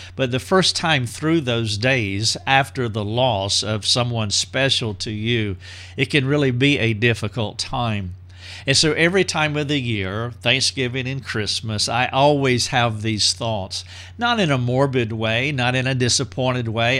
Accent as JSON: {"language": "English", "region": "North Carolina", "country": "United States", "tie": "born or raised there", "also_born_or_lived": "Greenville, South Carolina", "moved": "as an adult", "said": "my hometown in North Carolina"}